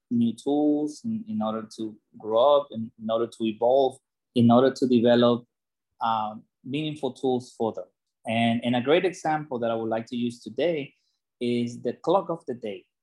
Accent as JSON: {"language": "English", "country": "Ecuador", "tie": "born or raised there", "moved": "yes", "said": "coming from a third world country, I was born in Ecuador."}